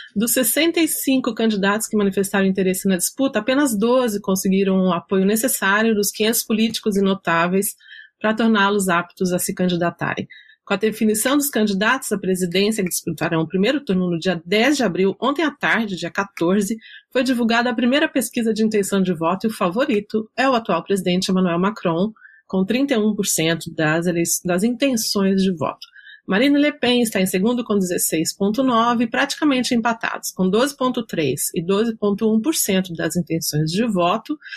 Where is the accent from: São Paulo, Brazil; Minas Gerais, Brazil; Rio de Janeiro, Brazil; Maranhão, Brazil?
Minas Gerais, Brazil; sou mineira